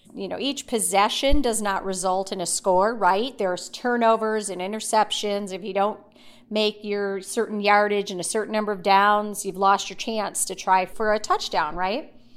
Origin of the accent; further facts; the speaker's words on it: Midwest, United States; now in Middle Tennessee, United States; I grew up in the Midwest with two older brothers